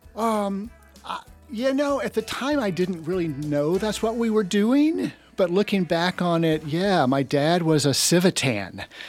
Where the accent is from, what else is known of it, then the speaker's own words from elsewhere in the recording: Jacksonville, Florida, United States; accent: Alabama; moved away as an adult; also born or lived in Birmingham, Alabama; now in California, United States; third grade was a relocation to Jacksonville, Florida